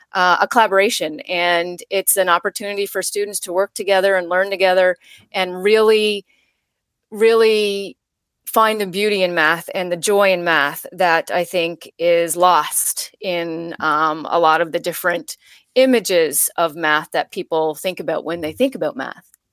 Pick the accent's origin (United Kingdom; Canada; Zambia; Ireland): Canada; Labrador City, Newfoundland and Labrador; moved away; also born or lived in Ontario; I grew up in Labrador City, Newfoundland, a very small town in, um, up north